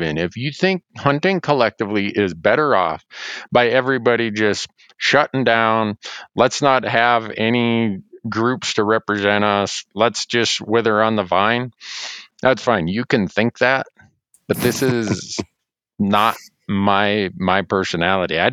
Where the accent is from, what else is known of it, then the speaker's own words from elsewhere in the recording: Montana, United States; In my home state of Montana